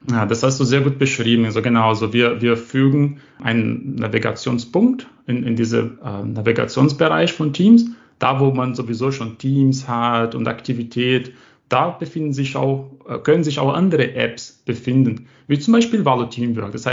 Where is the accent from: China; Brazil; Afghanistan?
Brazil; German is a second language; So, also ich komme aus Brasilien